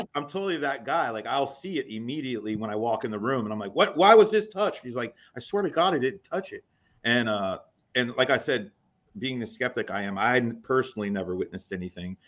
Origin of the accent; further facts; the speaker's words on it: East Coast, United States; growing up on the East Coast